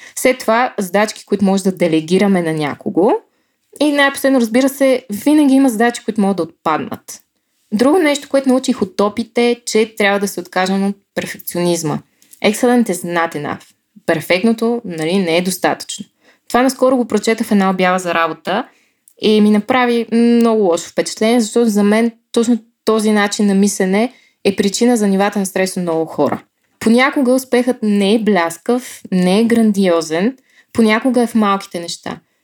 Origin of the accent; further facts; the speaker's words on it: Bulgaria; Българка съм